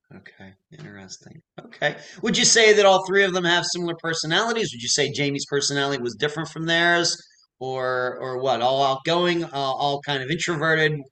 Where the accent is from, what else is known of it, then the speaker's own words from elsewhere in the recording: United States; also born or lived in Clearwater Beach, Florida; I am an American. I live in Clearwater Beach, Florida.